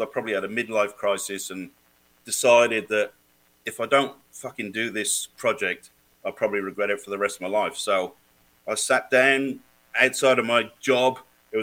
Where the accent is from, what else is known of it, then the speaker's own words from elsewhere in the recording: Wales, United Kingdom; now in Australia; I'm from Wales originally, so we're born fighters.